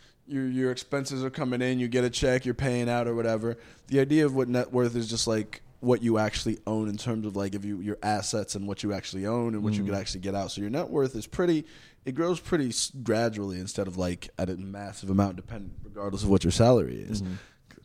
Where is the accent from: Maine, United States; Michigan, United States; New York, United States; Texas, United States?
Texas, United States; Bitch, I'm from Texas. Yeah, you don't start shit out here.